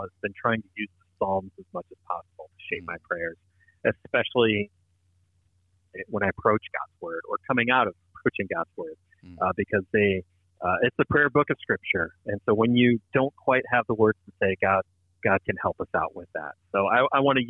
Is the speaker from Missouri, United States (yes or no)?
yes; St. Louis, Missouri, United States; now in Los Angeles area, United States; Born and raised in St. Louis